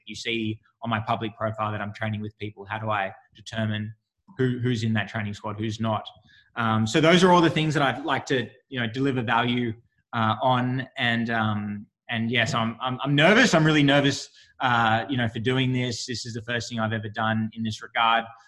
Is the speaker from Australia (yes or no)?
yes; Australia; moved away as an adult; also born or lived in United States; now in Sydney, Australia; an Australian athlete